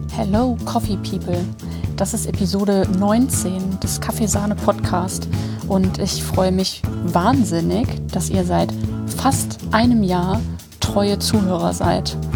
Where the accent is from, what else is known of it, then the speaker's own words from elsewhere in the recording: Germany; also born or lived in Hamburg; now in Cologne, Germany; ich habe auch, als ich in Hamburg gelebt habe, gesagt, dass ich aus Köln komme und ich komme aus der Eifel